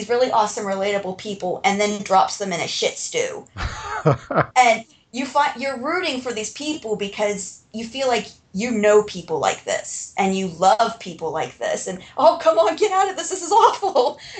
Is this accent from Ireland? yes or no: yes; Ireland; I'm Irish. And the rule with real Irish people is if there were no bad luck, we would have none.